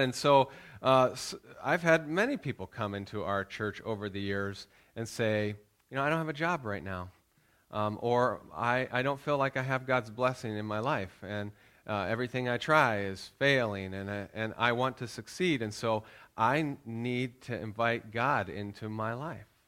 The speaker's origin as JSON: {"language": "English", "country": "United States", "moved": "yes", "said": "we're Americans. I'm still American."}